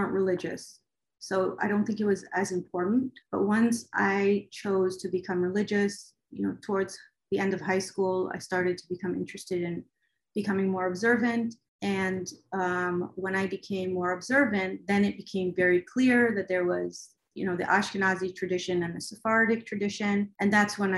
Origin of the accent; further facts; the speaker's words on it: United States; also born or lived in Israel; I was born in Israel, but I left when I was very young. I was about 4 years old, and then we moved to America, and I basically grew up in America